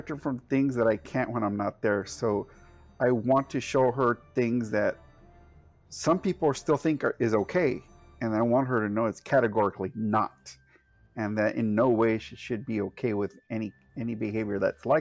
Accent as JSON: {"language": "English", "area": "the Valley", "region": "Texas", "country": "United States", "tie": "born or raised there", "moved": "yes", "lives_now": "San Antonio, United States", "said": "I moved away from my hometown, and that's when the process started. Because my hometown is extremely toxic. It's extremely misogynistic."}